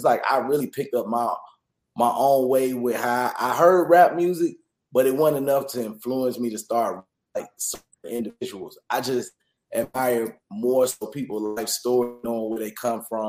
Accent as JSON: {"language": "English", "town": "Atlanta", "region": "Georgia", "country": "United States", "tie": "born or raised there", "said": "all my roots was in the West Side, so I still went over to school in the West Side"}